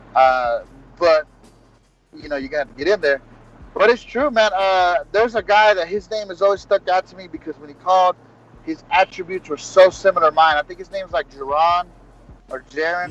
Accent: Texas, United States; I'm from Texas

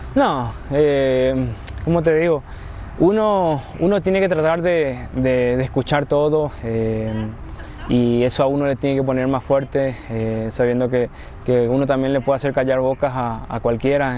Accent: Paraguay; now in Mexico; paraguayos también hablamos mucho

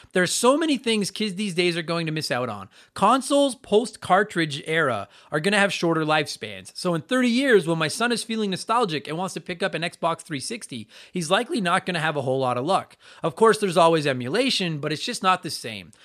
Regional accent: Canada; also born or lived in Edmonton, Alberta

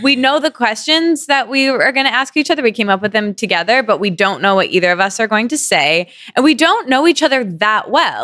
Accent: East Lansing, Michigan, United States; I grew up in a small college town called East Lansing, in Michigan

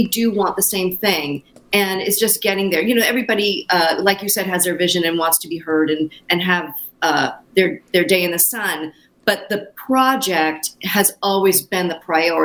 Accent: Los Angeles, California, United States; Ivy and I were both born and raised in Los Angeles.

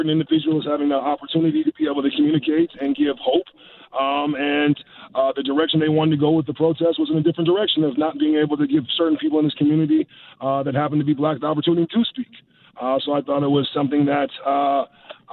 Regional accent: United States; now in Canada; from my experiences of growing up in the States

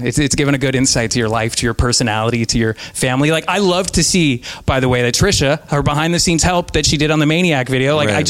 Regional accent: Reno, Nevada, United States; also born or lived in Seattle, Washington; I was born in Seattle, actually. Nice. But I grew up in Reno, Nevada, and we have a golf course there called Montreux where the PGA Tour always stops off.

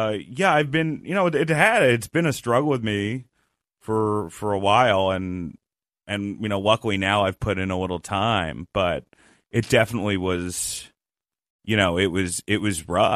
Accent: Rutherford, New Jersey, United States; also born or lived in Westchester, United States; I was in New Jersey, Rutherford, New Jersey, and then I went to Westchester, New York.

